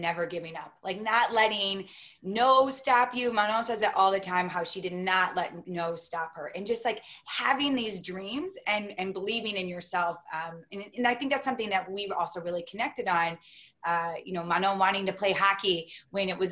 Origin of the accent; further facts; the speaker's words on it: Detroit, Michigan, United States; I grew up in Detroit